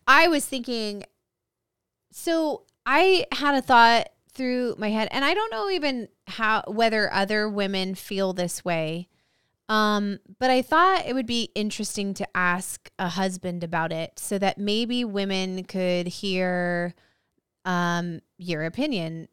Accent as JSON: {"language": "English", "town": "Visalia", "region": "California", "country": "United States", "tie": "born or raised there"}